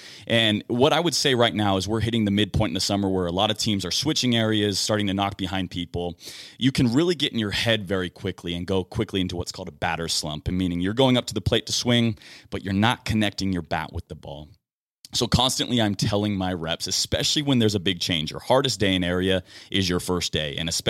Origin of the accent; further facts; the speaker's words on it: Seattle, Washington, United States; I got to watch my hometown team, the Seattle Mariners, compete against the New York Yankees